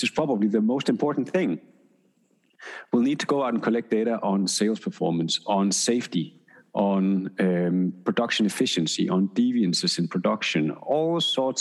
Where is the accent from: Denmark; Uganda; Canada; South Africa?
Denmark; I'm from Denmark